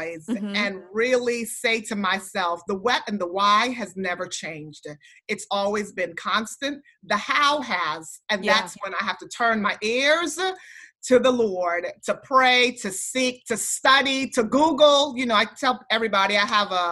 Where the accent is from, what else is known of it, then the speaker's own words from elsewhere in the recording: U.S. Virgin Islands; I was raised in St. Thomas, where there's hurricanes all the time